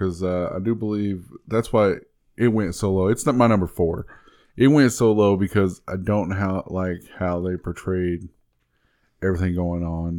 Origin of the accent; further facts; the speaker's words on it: United States; And I am from Newton County.